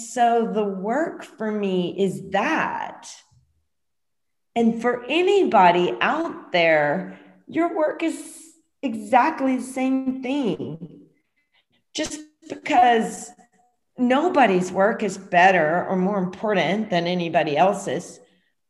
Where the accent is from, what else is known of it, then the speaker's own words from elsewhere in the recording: Louisiana, United States; moved away as an adult; I'm from Louisiana, you know, I was there during different hurricanes